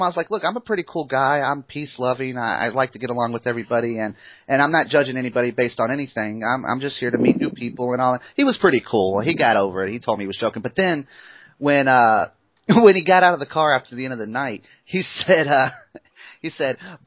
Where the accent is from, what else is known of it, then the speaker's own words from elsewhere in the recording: United States; I'm from America